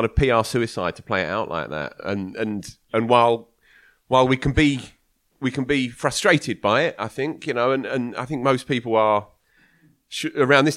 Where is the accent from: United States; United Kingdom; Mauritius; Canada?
United Kingdom; Chelmsford, East of England; It's my hometown